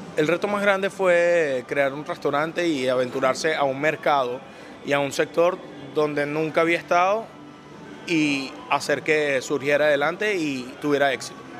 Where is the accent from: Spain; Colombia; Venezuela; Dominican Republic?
Venezuela; also born or lived in Italy; now in United States; yo nací en Italia y a la edad de tres años fue que vine a Venezuela